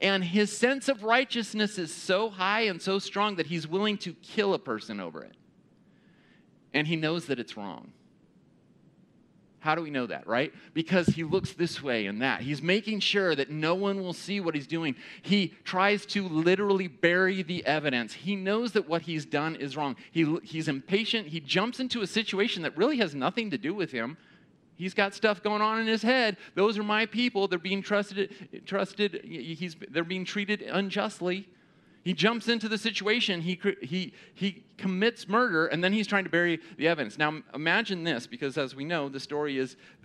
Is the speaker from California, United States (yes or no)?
yes; Pasadena, California, United States; I grew up in Pasadena